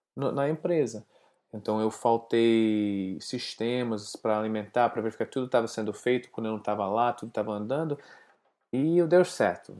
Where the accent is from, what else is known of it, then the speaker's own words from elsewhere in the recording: United States; Portuguese is a second language; moved away as an adult; also born or lived in Atlanta; now in Brazil; Eu sou americano, estou aqui morando aqui no Brasil para os últimos cinco anos com minha família